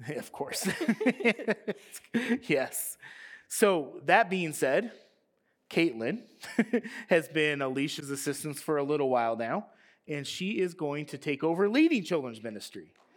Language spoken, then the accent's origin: English; United States; we were growing up in America